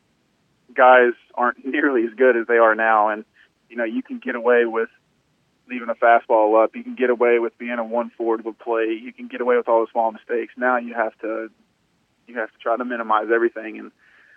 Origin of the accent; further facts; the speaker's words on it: Kentucky, United States; growing up in Kentucky